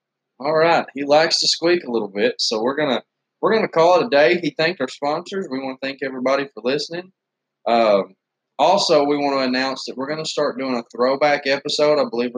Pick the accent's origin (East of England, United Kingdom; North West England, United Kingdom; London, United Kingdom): North West England, United Kingdom; Blackpool; moved away; The UK was just, it was horrible where I was from Blackpool. It rained all the time.